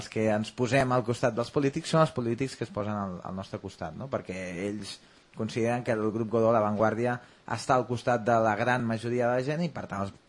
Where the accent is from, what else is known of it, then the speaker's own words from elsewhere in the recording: Catalonia, Spain; jo sóc català i estic i l'únic que em falta per fer és llegir l'avantguàrdia en català.